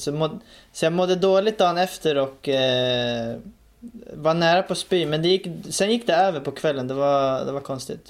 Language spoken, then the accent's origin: Swedish; Stockholm, Stockholm County, Sweden; jag växte upp i, i Rinkeby då, i, i Stockholm